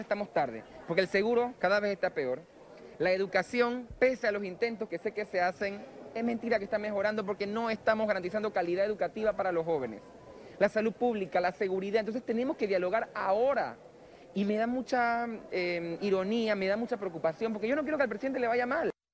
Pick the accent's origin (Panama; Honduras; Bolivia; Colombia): Panama; como panameño